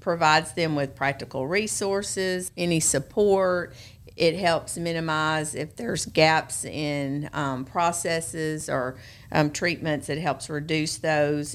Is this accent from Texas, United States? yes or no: no; Memphis, Tennessee, United States; moved away as an adult; also born or lived in Arkansas; now in Jackson, United States; I was actually born and raised in Memphis, went to Bartlett High School.